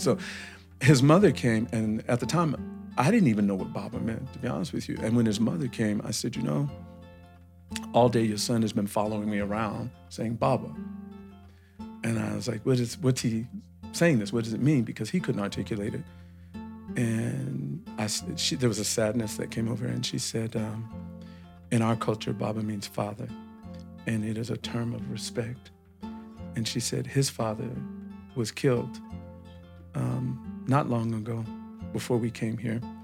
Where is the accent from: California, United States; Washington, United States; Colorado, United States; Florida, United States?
California, United States; Compton; moved away as an adult; also born or lived in Senegal; my family, we were all living in a city in Los Angeles called Compton